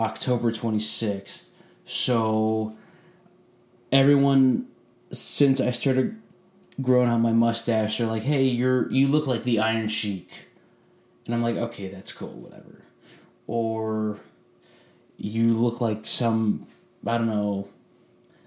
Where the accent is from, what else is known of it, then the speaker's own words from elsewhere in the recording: Sterling Heights, Michigan, United States; moved away as an adult; also born or lived in Virginia; now in Florida, United States; Sterling Heights, my hometown